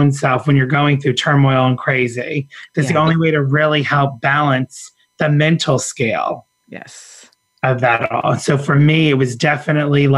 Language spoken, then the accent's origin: English; New Smyrna Beach, Florida, United States; also born or lived in Orlando, Florida; when we moved away from Orlando into New Smyrna area